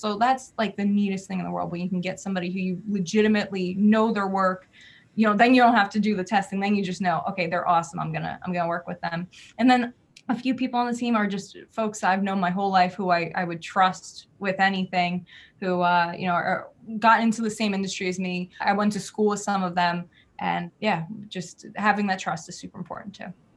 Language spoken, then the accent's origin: English; New Jersey, United States; I am from Jersey, where we're very fast paced